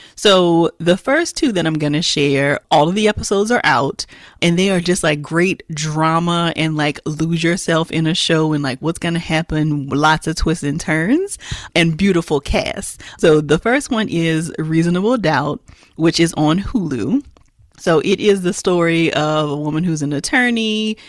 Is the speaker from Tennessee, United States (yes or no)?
no; Louisiana, United States; born or raised there